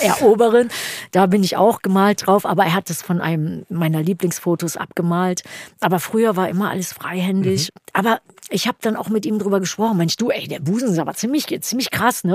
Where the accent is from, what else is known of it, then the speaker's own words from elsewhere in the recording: Germany; moved away as an adult; also born or lived in New York; Hier bei uns in Deutschland